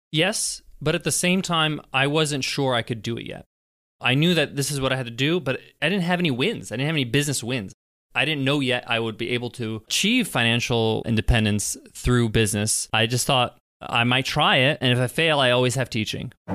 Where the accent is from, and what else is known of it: Long Island, New York, United States; born or raised there